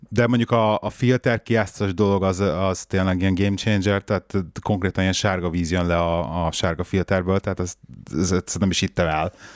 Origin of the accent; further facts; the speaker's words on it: Budapest, Hungary; még a régi Pesti Bérházba felnőttem, tizen sok, sok évet